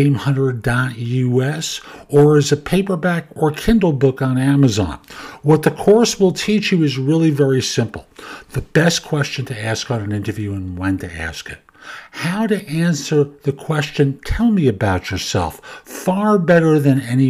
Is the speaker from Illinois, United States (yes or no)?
no; New York City, New York, United States; growing up in the Bronx at Yankee Stadium